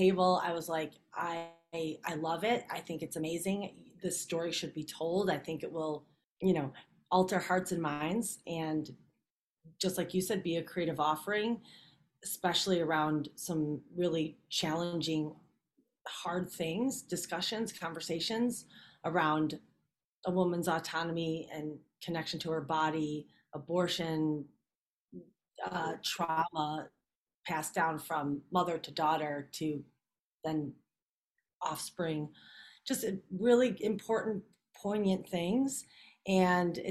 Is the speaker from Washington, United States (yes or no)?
no; Chicago, Illinois, United States; I'm born and raised in Chicago, but I was on a different track. Brought up on the south side of Chicago